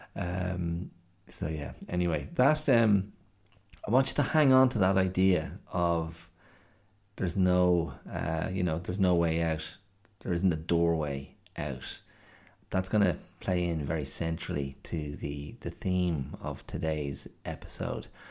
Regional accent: Ireland; moved away; as an Irish child growing up in the, uh, seventies and eighties.

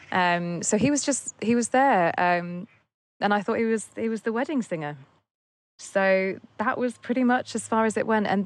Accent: England, United Kingdom; You know, I'm very English.

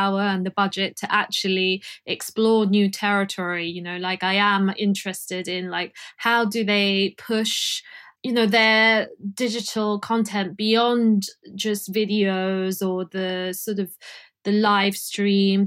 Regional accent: London, United Kingdom; I'm from London

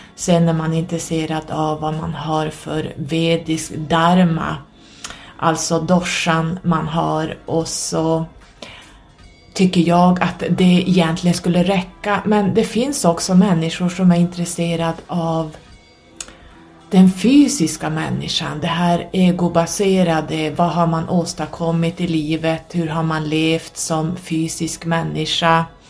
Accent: Norrland, Sweden; also born or lived in Södertälje, Sweden / Stockholm, Sweden; När jag var ungefär 5-6 år så skilde sig mina föräldrar och jag och min mamma flyttade upp hit till Norrland i och med att hon var härifrån

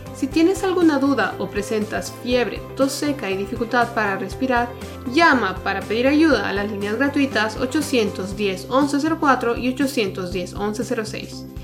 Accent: Bolivia; como bolivianos

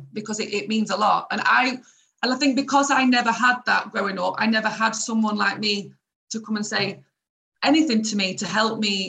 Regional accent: Doncaster, Yorkshire and the Humber, United Kingdom; I'm from Doncaster. I'm from this little town in England.

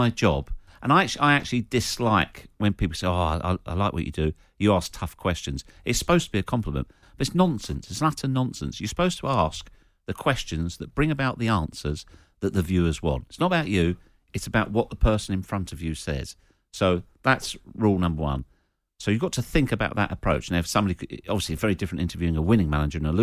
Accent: St Albans, East of England, United Kingdom; my hometown of St Albans

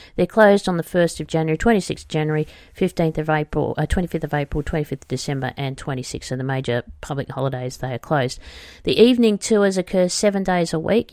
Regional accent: Australia

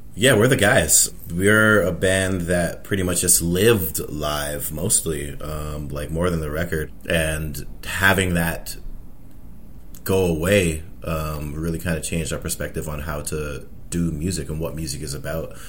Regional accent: Toronto, Ontario, Canada; I've been here all my life. Uh, I was born and raised. I grew up pretty much down the street

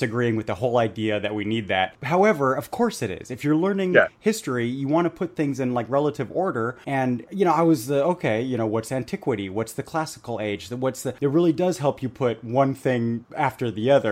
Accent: Bavaria, Germany; I grew up in Bavaria

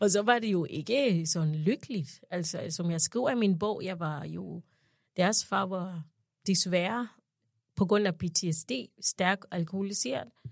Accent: Uganda; moved away as an adult; now in Denmark; jeg kommer jo fra Uganda

